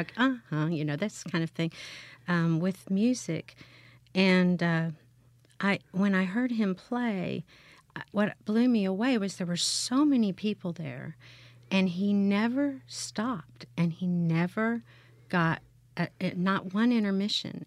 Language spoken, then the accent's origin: English; Bethany, Oklahoma, United States; moved away as an adult; also born or lived in Indiana / Houston, Texas; now in Hattiesburg, United States; I grew up in, in Bethany, Oklahoma, which was a suburb